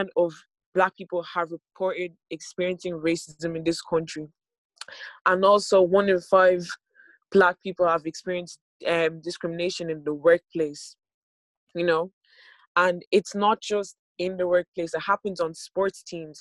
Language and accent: English; Ireland; I was born in Ireland in 2001 and we've been living here